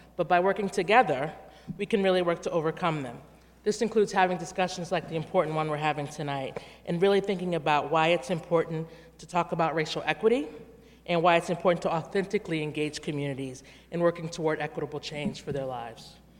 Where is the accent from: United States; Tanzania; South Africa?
United States; Washington, District of Columbia; D C where I'm from